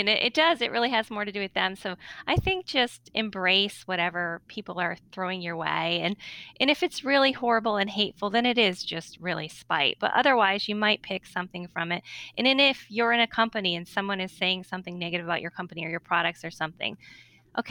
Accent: Northeast, United States; I'm from the Northeast

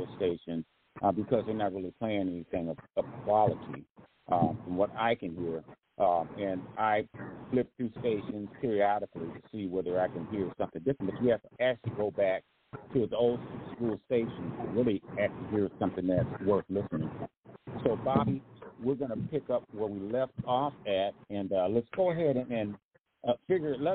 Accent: Grand Rapids, Michigan, United States; moved away; Grand Rapids, my hometown

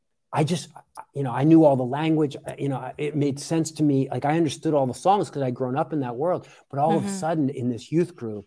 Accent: Philadelphia, Pennsylvania, United States; So the long and the short of it is I grew up outside of Philadelphia. And I grew up in a evangelical Christian world.

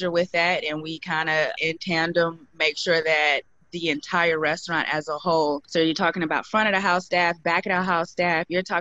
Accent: Midwest, United States; My dad was a big barbecue griller. I'm from the Midwest, and so he grilled all the time.

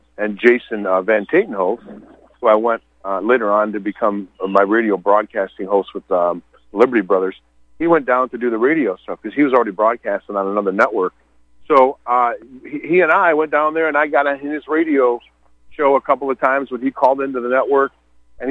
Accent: Michigan, United States; moved away as an adult; now in Montana, United States; I grew up in Michigan and left Michigan in about 2012

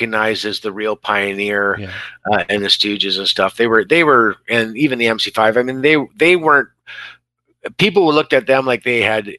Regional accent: Exeter, Ontario, Canada; also born or lived in Oshawa; we grew up in Exeter, Ontario

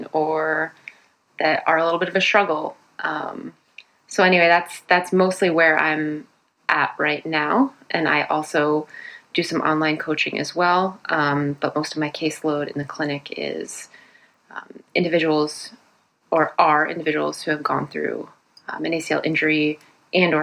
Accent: New Jersey, United States; now in Boston, United States; I hail originally from New Jersey

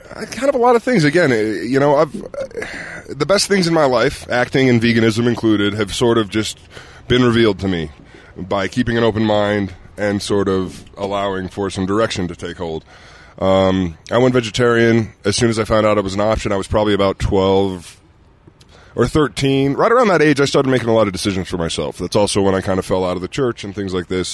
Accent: Utah, United States; moved away; growing up here

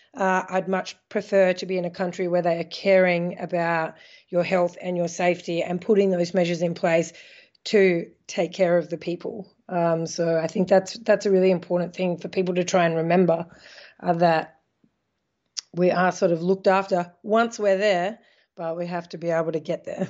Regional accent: Australia; moved away as an adult; now in Netherlands; I'm Australian, I'm a citizen, I'll always be able to go home

